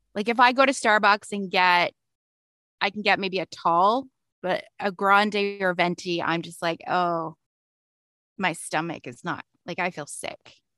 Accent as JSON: {"language": "English", "town": "London", "region": "Ontario", "country": "Canada", "tie": "born or raised there", "also_born_or_lived": "Toronto", "said": "I moved back to my hometown. Is I live in London, Ontario"}